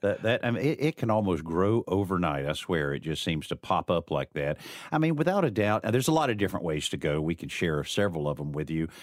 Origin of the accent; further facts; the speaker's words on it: the South, United States; I'm a, you know, a southerner